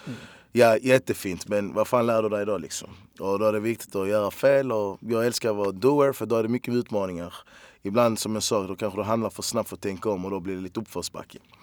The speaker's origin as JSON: {"language": "Swedish", "town": "Malmö", "region": "Skåne", "country": "Sweden", "said": "jag är fan jävligt lycklig och stolt att jag är från Malmö"}